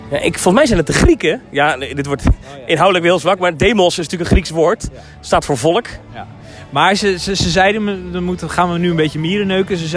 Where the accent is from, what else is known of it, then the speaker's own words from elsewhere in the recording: United States; Ja, dat is grappig dat je het zegt, want ik ben Amerikaan, want ik heb toevallig een Amerikaans paspoort.